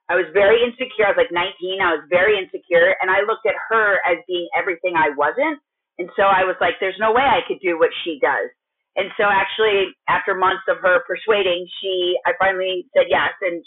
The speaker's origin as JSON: {"language": "English", "region": "Minnesota", "country": "United States", "also_born_or_lived": "California", "moved": "as an adult", "said": "I'm from Minnesota and then moved to California and started going to school"}